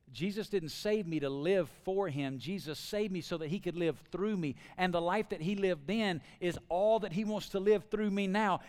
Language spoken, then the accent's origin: English; Alabama, United States; now in Las Vegas, United States; growing up in Alabama, now living in Las Vegas?